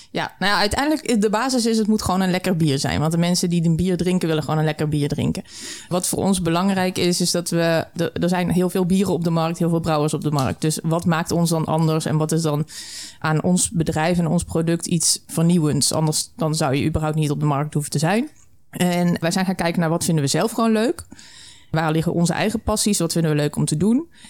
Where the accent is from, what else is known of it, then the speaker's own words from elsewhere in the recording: the Burgundian south, southern Netherlands, Netherlands; also born or lived in Flevoland; now in Almere, Netherlands; Ik kom uit het Bourgondische Zuiden, mijn man ook